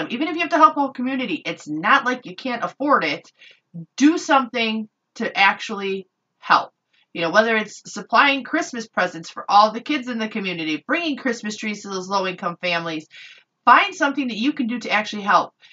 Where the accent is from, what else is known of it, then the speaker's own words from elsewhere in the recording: Chicago, Illinois, United States; I grew up in Chicago, and my neighborhood that I lived in was I would say 70 to 80% African American, and we had it was a pretty good mix.